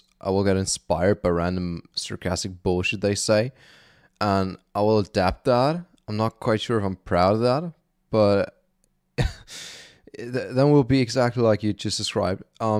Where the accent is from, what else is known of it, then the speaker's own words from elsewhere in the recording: Germany; accent: German; English is a second language; why did your accent switch from, like, originally sort of German still, then sort of American